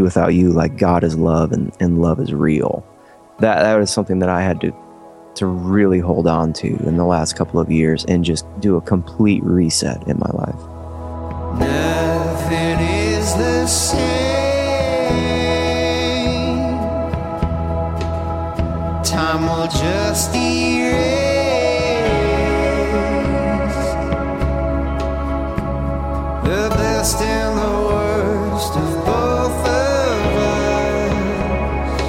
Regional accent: Ohio, United States; growing up in Ohio

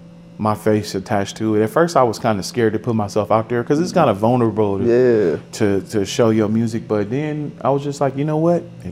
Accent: Milwaukee, Wisconsin, United States; I'm from Milwaukee, Wisconsin

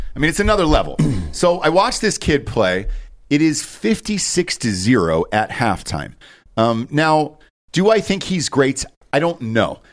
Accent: Georgia, United States; moved away; Growing up in Georgia

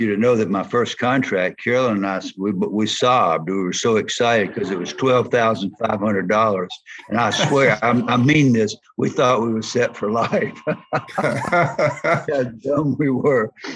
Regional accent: the South, Southern United States, United States; accent: Southern; my Southern accent

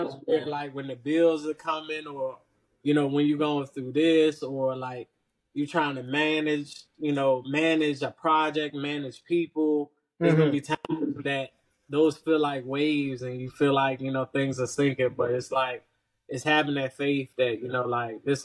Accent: Richmond, Virginia, United States; also born or lived in New York / Chesterfield, Virginia; we resided in Richmond, the south side of Richmond, ended up moving to Chesterfield.

